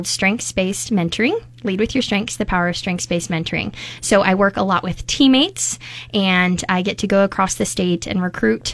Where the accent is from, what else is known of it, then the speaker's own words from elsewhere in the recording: Omaha, Nebraska, United States; I grew up in Omaha, but really all of my family is from the Bertrand area